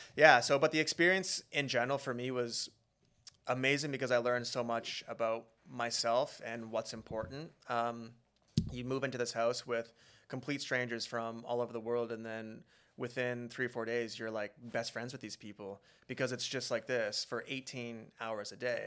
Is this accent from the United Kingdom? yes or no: no; Beaumont, Alberta, Canada; now in Vancouver, Canada; growing up in Beaumont, we had really good childhoods